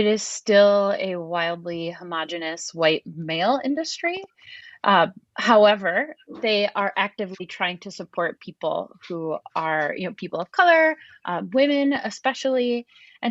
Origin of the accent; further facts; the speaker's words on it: Miami, Florida, United States; moved away; I grew up in Miami, Florida, in a very urban area.